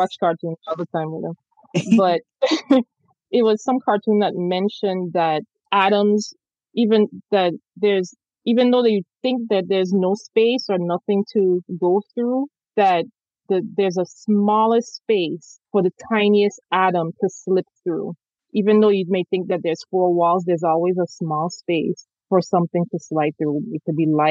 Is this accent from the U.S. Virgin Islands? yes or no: yes; St. Thomas, U.S. Virgin Islands; I grew up in the Caribbean, so, you know, in the Virgin Islands in St. Thomas